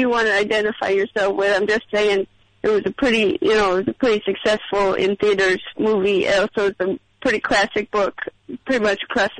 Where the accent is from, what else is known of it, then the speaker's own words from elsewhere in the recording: St. Louis, Missouri, United States; I'm from St. Louis.